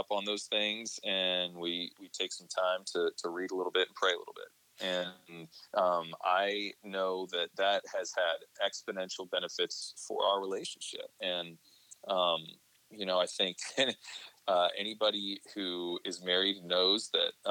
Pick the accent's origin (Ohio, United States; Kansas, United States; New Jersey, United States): Ohio, United States; Columbus; moved away as an adult; also born or lived in East Coast; now in Seattle, United States; I was working in local radio in Columbus, Ohio, which was my hometown